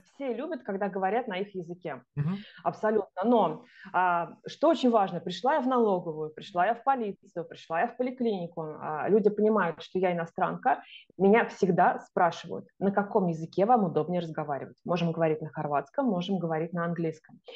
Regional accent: Russia; moved away as an adult; now in Zagreb, Croatia; у меня там написано, что я из России

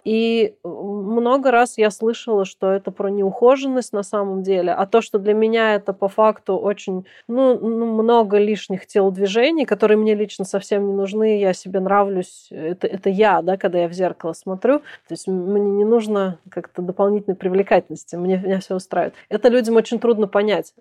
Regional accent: Kazan, Tatarstan, Russia; moved away; мы гуляли в Казани в моем родном городе, а я уже там давно не живу

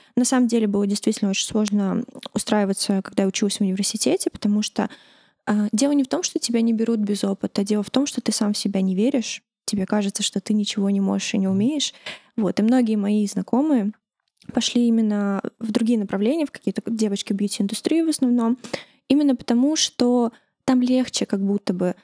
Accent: Tashkent, Uzbekistan; now in Russia; я росла э, в Ташкенте, в русской среде, училась в русском классе, в русской школе

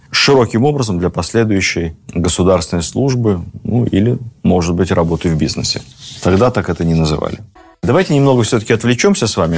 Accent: Moscow, Russia; как москвич

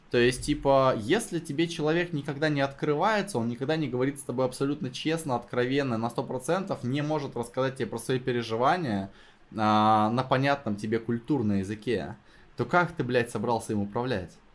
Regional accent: Novosibirsk, Novosibirsk Oblast, Russia; я из Новосибирска

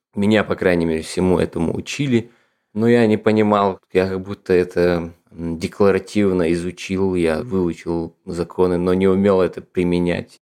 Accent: Ingushetia, Russia; moved away as an adult; now in Moscow, Russia; я родом из Республики Ингушетия

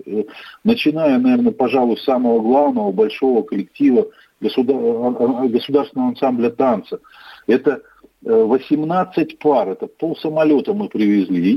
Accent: Rechytsa, Gomel Region, Belarus; also born or lived in Khanty-Mansi Autonomous Okrug (Yugra), Russia; now in Khanty-Mansi Autonomous Okrug, Russia

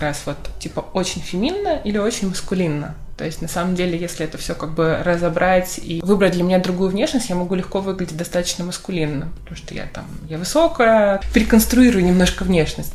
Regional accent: Yekaterinburg, Sverdlovsk Oblast, Russia; Я родилась в Екатеринбурге

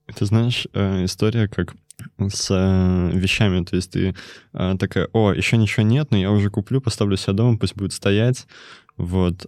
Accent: Kemerovo, Kemerovo Oblast, Russia; я из Кемерово

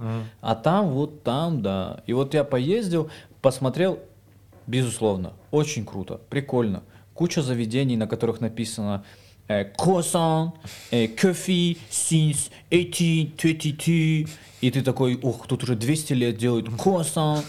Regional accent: Vladikavkaz, North Ossetia–Alania, Russia; moved away as an adult; now in Moscow, Russia; я тип из Владикавказа

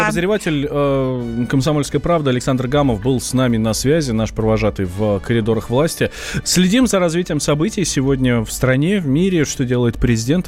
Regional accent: Moscow, Russia; Я русский, вырос в Москве.

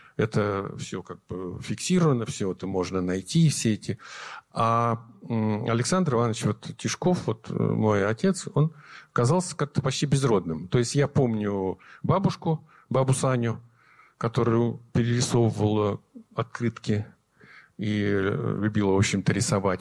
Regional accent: Nizhniye Sergi, Sverdlovsk Oblast, Russia; moved away; мы жили, я родился в Нижней Сегах, а это родина моей мамы

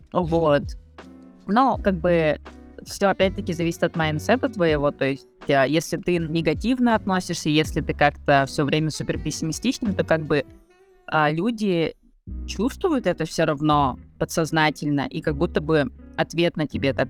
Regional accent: Yakutia, Sakha Republic, Russia; moved away as an adult; now in Buenos Aires, Argentina; мы все э, из Якутии

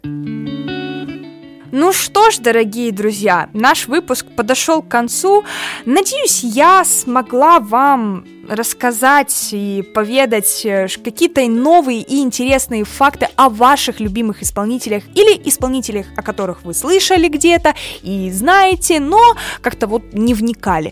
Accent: Rostov-on-Don, Rostov Oblast, Russia; я родилась и выросла и живу в Ростове-на-Дону. Город на юге России

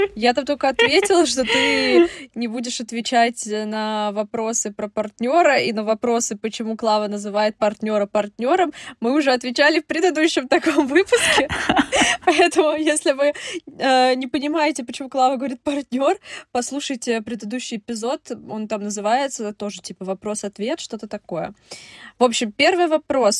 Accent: Russia; я русская

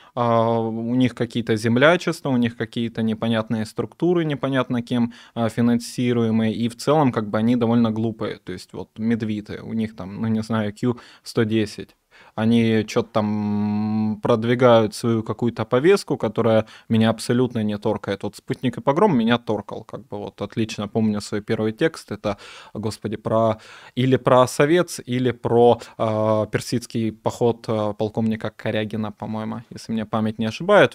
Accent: Donetsk, Donetsk Oblast, Ukraine; moved away; also born or lived in Kyiv / Odesa; я из Донецка. Некоторое время я жил в Киеве и в Одессе.

